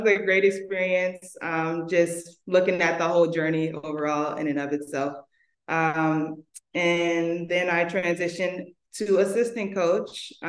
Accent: Chicago, Illinois, United States; I'm originally from Chicago, born and raised there.

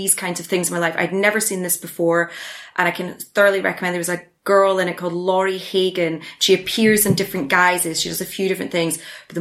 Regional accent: Edinburgh, Scotland, United Kingdom; I'm from Edinburgh, and so I've been submerged in the Edinburgh Festival for a very long time

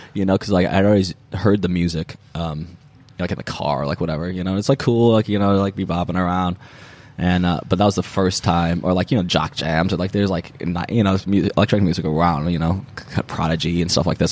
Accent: Kalamazoo, Michigan, United States; also born or lived in Detroit; I'm from Kalamazoo originally. That's the city I was I was oh, born in, right. and then but I had moved. we had just moved to Detroit

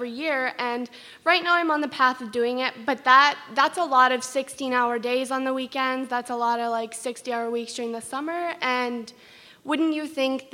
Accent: Metcalfe, Ontario, Canada; I'm from Metcalf. It's like just outside of Ottawa

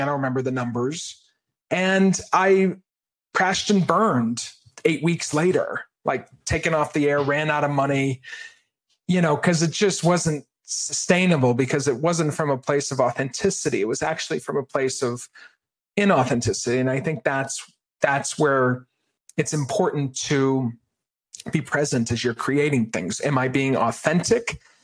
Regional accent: Maine, United States; I grew up in Maine

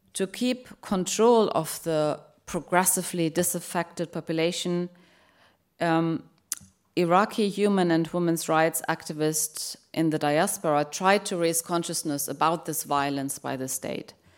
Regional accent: Germany; moved away; I grew up in Germany

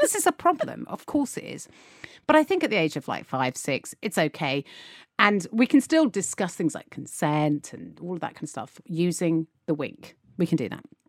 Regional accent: United Kingdom; One thing that can be said about the British is we are a constantly optimistic

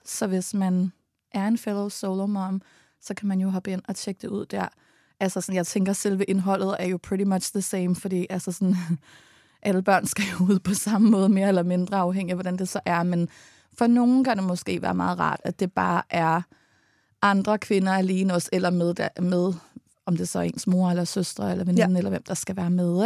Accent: Allerød, Capital Region of Denmark, Denmark; som vi er vokset op med, da vi var små i Allerød

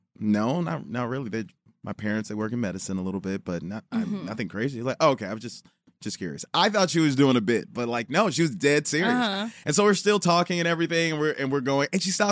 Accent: Chicago, Illinois, United States; now in Los Angeles, United States; I'm from Chicago.

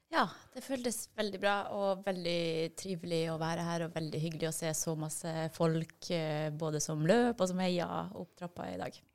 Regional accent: Vadsø, Finnmark, Norway; jeg er jo fra Vadsø, og der er det helt flatt

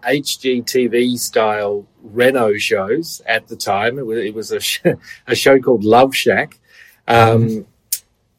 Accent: Australia; moved away as an adult; also born or lived in Melbourne; now in New York City, United States; you might have noticed I talk funny, I'm an Australian

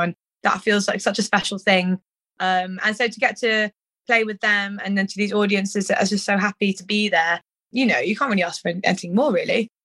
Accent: Cirencester, South West England, United Kingdom; also born or lived in Stroud; I'm from bloody Cirencester

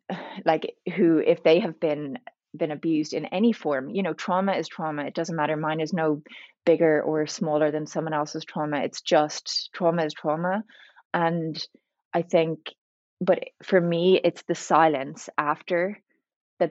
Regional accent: Ireland; also born or lived in Dublin; So I'm Irish. I live in Dublin.

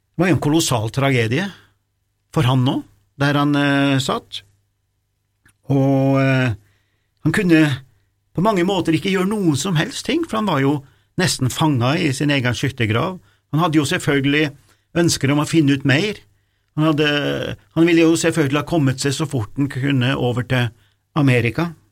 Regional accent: Norway; vi er fra Norge

